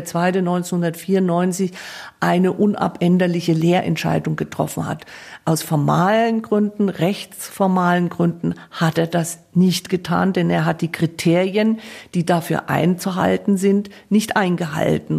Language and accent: German; Coburg, Bavaria, Germany; ich bin ja komme ja gebürtig aus Coburg, also Erzbistum Bamberg